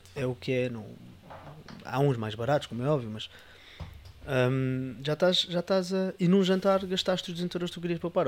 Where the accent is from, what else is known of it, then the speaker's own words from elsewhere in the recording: Portugal; como bons portugueses que, que somos